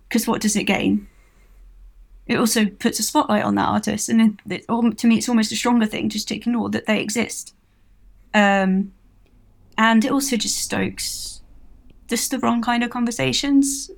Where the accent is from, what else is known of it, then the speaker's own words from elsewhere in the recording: Milton Keynes, South East England, United Kingdom; I'm from Milton Keynes.